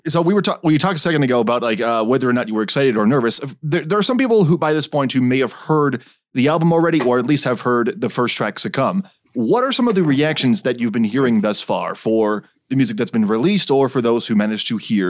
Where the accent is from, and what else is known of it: Canada